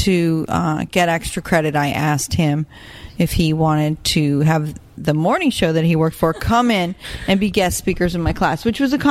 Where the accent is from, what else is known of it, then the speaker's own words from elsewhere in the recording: Boca Raton, Florida, United States; also born or lived in Chicago, Illinois; I was born in Chicago, but I was raised in Boca.